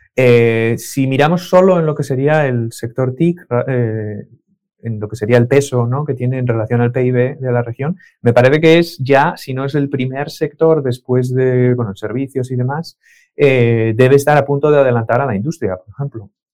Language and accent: Spanish; Asturias, Spain; also born or lived in León / Salinas / Oviedo / Avilés; Nací en León, pero llevo toda la vida viviendo en Asturias. Em, eh, hace, pues no sé cuántos años, yo tenía tres años